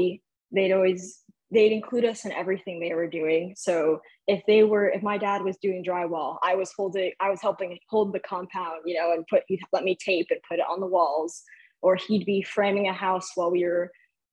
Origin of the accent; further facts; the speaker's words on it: Albany, New York, United States; now in Texas, United States; I'm originally from upstate New York, born and raised in Albany, capital region